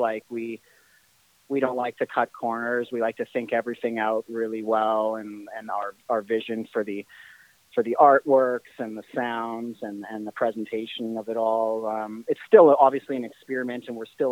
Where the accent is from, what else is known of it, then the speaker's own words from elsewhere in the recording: Winnipeg, Manitoba, Canada; being from Winnipeg